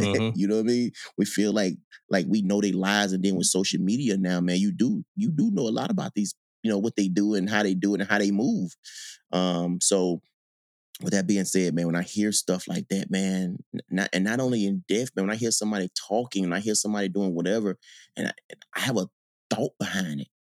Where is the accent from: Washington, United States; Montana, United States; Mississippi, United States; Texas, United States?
Mississippi, United States; Gulfport; moved away as an adult; when I grew up in Mississippi